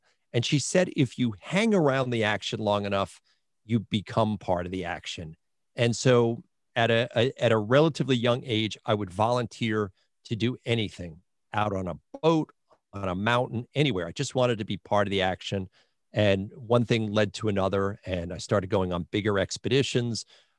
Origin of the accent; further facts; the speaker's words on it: Long Island, New York, United States; accent: Long Island; I grew up on Long Island, and subsequently I had a Long Island accent, which I hopefully I'm beginning to lose